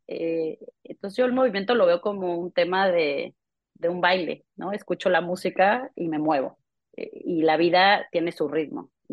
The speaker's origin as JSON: {"language": "Spanish", "country": "Mexico", "tie": "born or raised there", "also_born_or_lived": "London", "moved": "yes", "said": "yo creciendo en México"}